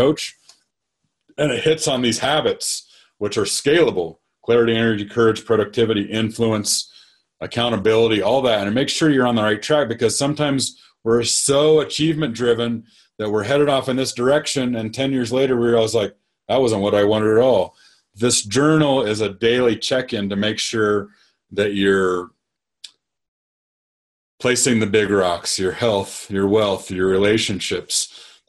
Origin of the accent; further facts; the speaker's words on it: Nebraska, United States; I grew up in Nebraska